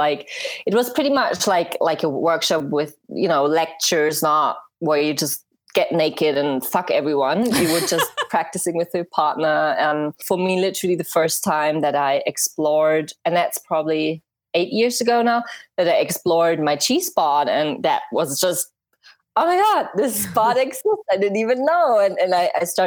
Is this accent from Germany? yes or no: yes; Germany; English is a second language; I'm from Germany